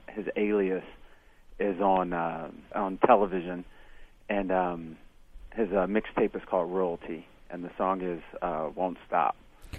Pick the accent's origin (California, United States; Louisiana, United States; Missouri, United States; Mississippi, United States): Missouri, United States; Kansas City; I grew up in Kansas City, Missouri